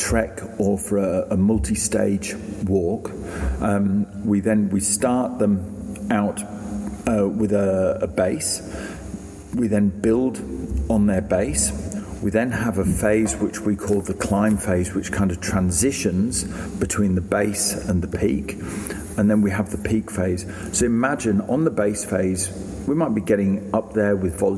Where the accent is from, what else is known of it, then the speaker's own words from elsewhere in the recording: England, United Kingdom; now in Australia; I'm an Englishman